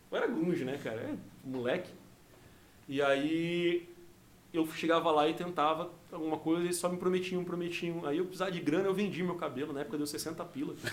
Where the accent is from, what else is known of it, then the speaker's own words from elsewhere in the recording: Rio Grande do Sul, Brazil; accent: gaúcho; Pra cá eu tenho sotaque. O pessoal fala que eu tenho sotaque gaúcho